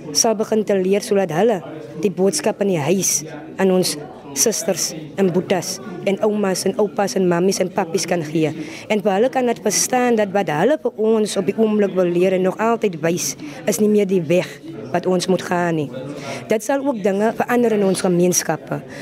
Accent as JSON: {"language": "Afrikaans", "town": "Voorstekraal", "region": "Western Cape", "country": "South Africa", "said": "Ek is van Voorstekraal"}